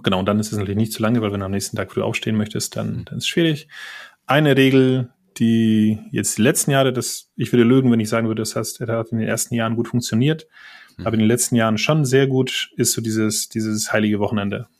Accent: Poland; German is a second language; moved away as an adult; now in Germany; wie man unschwer an meinen äh, Nachnamen und äh, vielleicht hier und dort an meinem Akzent erkennen kann, komme ich ursprünglich aus Polen

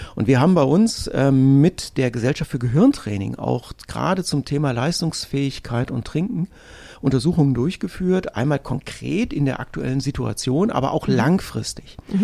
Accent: North Hesse, Germany; ich bin in Nordhessen groß geworden

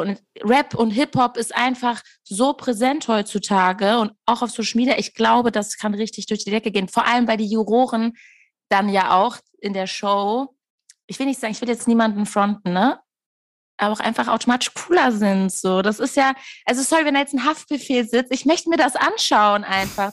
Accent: Castrop-Rauxel, North Rhine-Westphalia, Germany; Ich komme wirklich aus Castrop Rauxel.

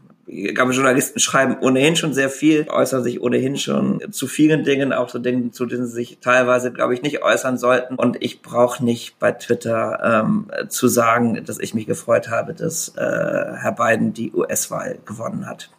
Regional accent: Rhineland, Germany; ich als Rheinländer natürlich auch katholisch bin

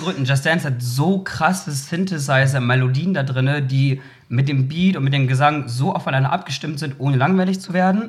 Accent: Bremen, Germany; dazu bin ich ja sozusagen in Bremen irgendwie aufgewachsen und groß geworden

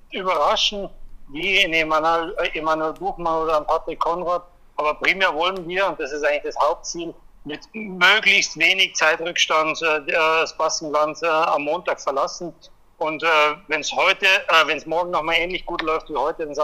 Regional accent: Germany; ich freue mich natürlich aus deutscher Sicht. Ich bin auch Deutscher

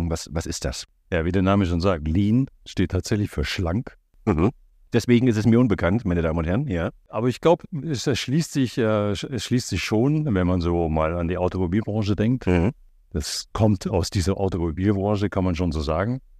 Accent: Black Forest, Baden-Württemberg, Germany; moved away; da unten, wo ich herkomme, also ich komme aus dieser Ecke

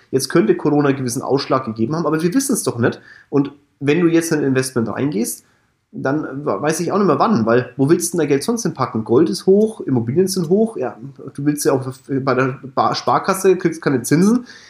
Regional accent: Kulmbach, Bavaria, Germany; Kulmbach ist mein Heimatdorf, Stadt.

